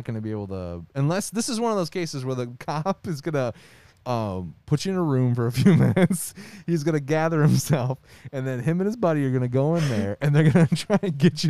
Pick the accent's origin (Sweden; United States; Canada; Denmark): Canada; Ontario; I am a Canadian fella living in the outskirts of Windsor and crossed the border into Michigan quite a bit.